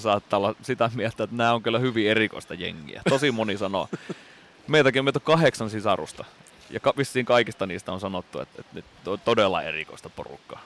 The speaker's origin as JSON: {"language": "Finnish", "town": "Lemi", "region": "South Karelia", "country": "Finland", "tie": "born or raised there", "moved": "yes", "said": "meillä Lemillä, eli siellä pienellä maalaispaikkakunnalla, mistä nyt sitten ponnistettiin"}